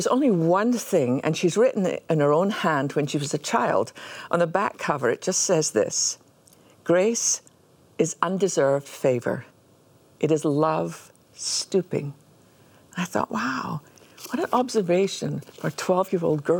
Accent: Scotland, United Kingdom; growing up in Scotland

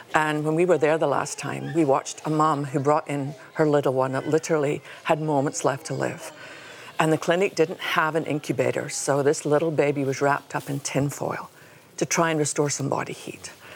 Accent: Scotland, United Kingdom; now in United States; I come from Scotland

